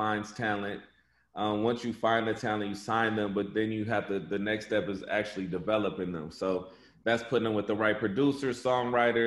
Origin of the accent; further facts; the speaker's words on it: Flint, Michigan, United States; I'm from Flint, Michigan